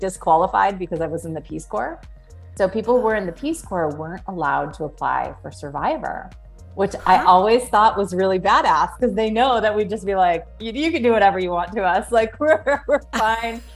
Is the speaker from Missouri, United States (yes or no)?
no; Orange County, California, United States; I'm from Orange County, California